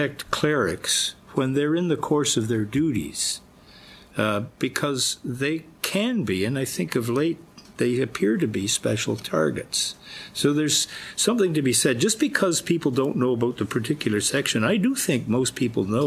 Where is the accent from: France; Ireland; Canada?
Canada; I grew up in Canada